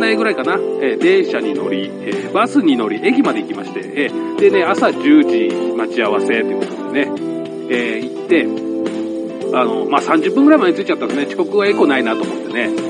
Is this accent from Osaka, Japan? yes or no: no; Saitama, Japan; 俺も埼玉県なんですけど